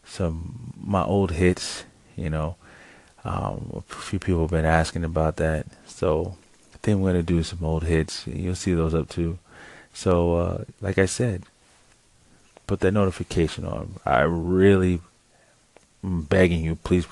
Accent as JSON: {"language": "English", "country": "United States", "said": "Me being American myself"}